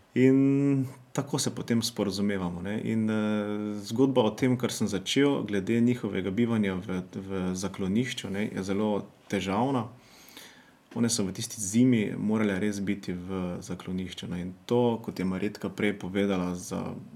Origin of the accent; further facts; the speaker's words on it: Črenšovci, Mura, Slovenia; Prihajamo iz Župnije Črnšavci